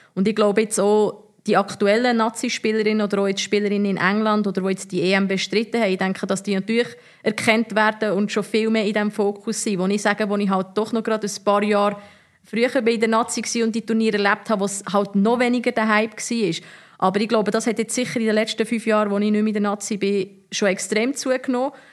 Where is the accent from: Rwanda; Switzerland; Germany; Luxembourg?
Switzerland; Bern; moved away as an adult; also born or lived in Zurich; als Bernerin